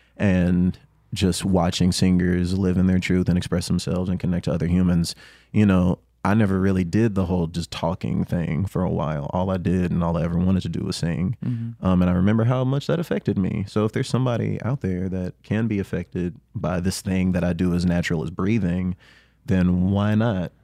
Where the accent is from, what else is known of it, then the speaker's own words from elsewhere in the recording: the South, United States; I grew up in the South